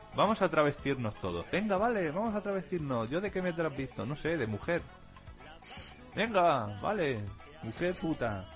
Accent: Catalonia, Spain; aquí en Cataluña tenemos la tradición de, unos gigantes enormes

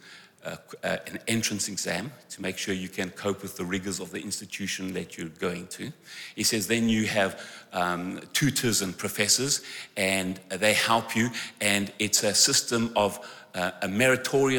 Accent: South Africa; I'm from South Africa

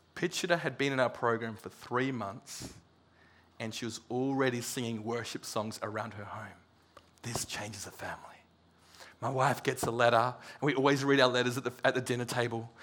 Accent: Serpentine, Western Australia, Australia; We're from Serpentine

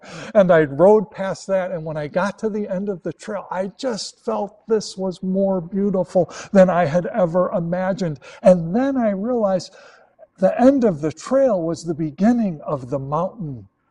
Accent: Chicago, Illinois, United States; moved away as an adult; now in Los Angeles, United States; coming from Chicago, born and raised in Chicago

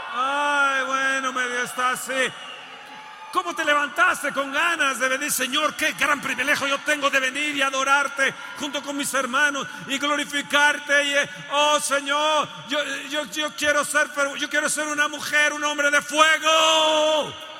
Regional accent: Mexico; México va a producir, mi tierra

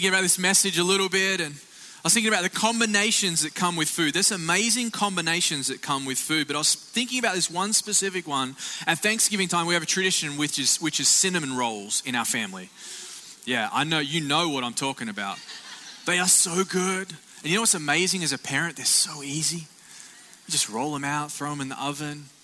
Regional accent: Australia; now in Florida, United States; greetings from Australia

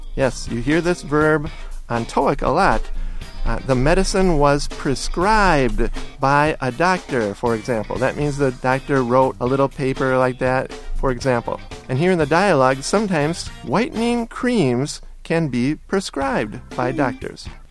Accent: United States; I was raised near the Canadian border

